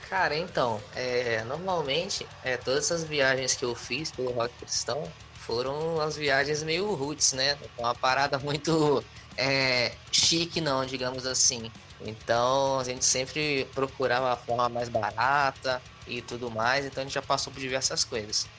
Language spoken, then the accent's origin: Portuguese; Rio de Janeiro, Brazil; Eu sou do estado do Rio, mas eu nunca tinha ido para a capital sozinho.